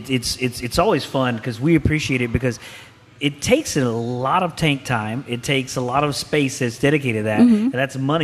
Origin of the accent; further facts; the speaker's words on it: Huntsville, Texas, United States; I grew up in this area. I grew up in Huntsville